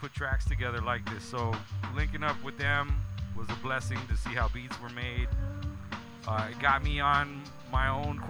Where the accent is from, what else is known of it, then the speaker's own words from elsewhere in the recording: California, United States; I was born in the 626. In fact, when I was born, it was the 818.